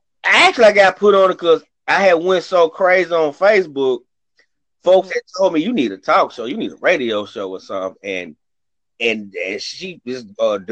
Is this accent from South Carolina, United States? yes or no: no; Memphis, Tennessee, United States; also born or lived in Rochester, New York; I'm from Memphis